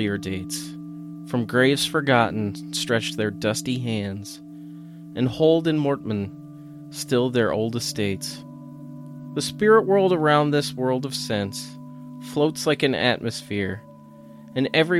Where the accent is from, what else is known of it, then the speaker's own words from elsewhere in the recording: Saranac Lake, New York, United States; My hometown, Saranac Lake, was first settled by Europeans in 1819